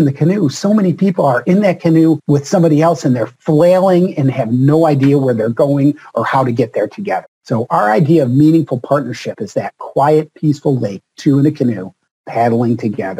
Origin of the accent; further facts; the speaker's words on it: Rochester, New York, United States; moved away as an adult; also born or lived in Pittsburgh, Pennsylvania / Buffalo / Chicago / Indiana; I was born in Pittsburgh, Pennsylvania. I grew up in a suburb of Rochester, New York, but I have also lived in Buffalo and New York City Metro and Chicago and Indiana.